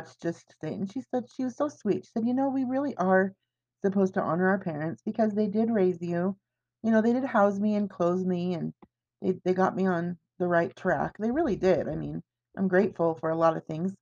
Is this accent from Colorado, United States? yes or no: no; Everett, Washington, United States; moved away; growing up in Everett where everybody in my family was sick except for me